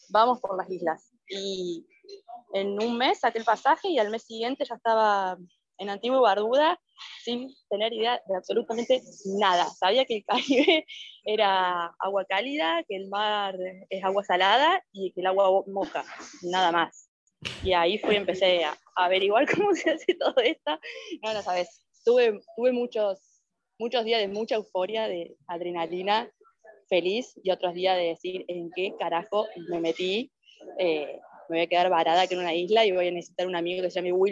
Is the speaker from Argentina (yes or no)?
yes; Argentina; moved away as an adult; de Argentina, de paz